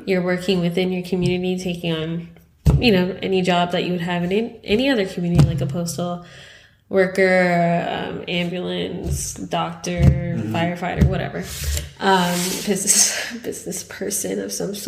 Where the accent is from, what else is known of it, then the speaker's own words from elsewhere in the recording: Canada; we're Canadian